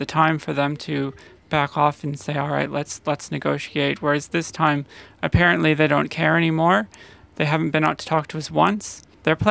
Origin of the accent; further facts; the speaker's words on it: United States; now in Australia; I'm from America originally